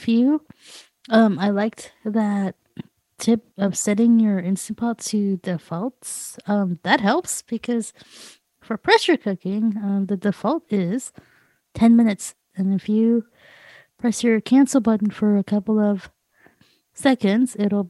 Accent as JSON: {"language": "English", "town": "Los Angeles", "region": "California", "country": "United States", "said": "from Los Angeles, California."}